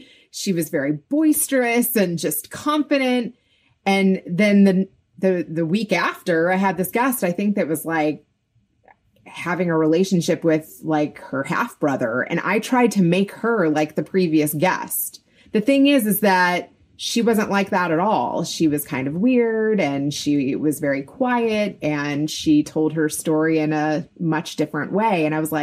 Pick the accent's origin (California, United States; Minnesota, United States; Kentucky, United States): Kentucky, United States; I grew up in Kentucky